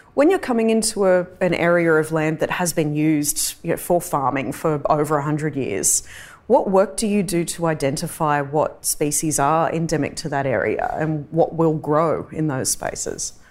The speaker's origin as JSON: {"language": "English", "area": "Darug and Gundungurra country", "region": "New South Wales", "country": "Australia", "tie": "born or raised there", "said": "I'm a Wiradjuri woman, but I was born and raised on Darug and Gundagarra country"}